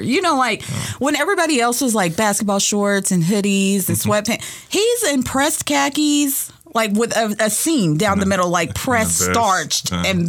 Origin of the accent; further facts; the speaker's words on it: Paducah, Kentucky, United States; I am from Paducah, Kentucky.